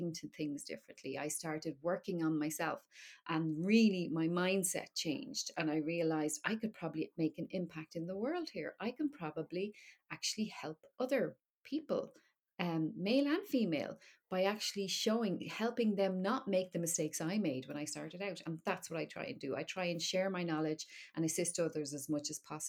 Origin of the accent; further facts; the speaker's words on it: Dublin, Leinster, Ireland; now in Wexford, Ireland; I am from Dublin, yeah. But I live in Wexford now in the southeast